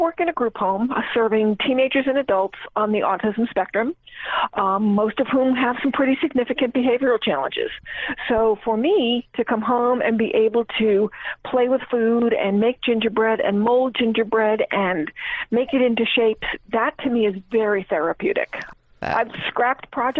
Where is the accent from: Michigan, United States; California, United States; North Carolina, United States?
North Carolina, United States; Asheville; I'm from Asheville, North Carolina.